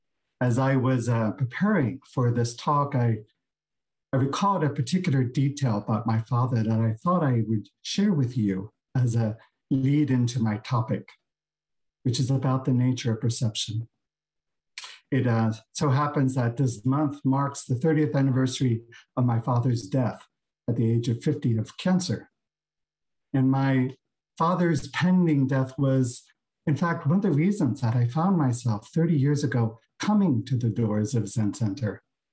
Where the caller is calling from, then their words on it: San Francisco, California, United States; And I'm zooming in from Beginner's Mind Temple here in San Francisco.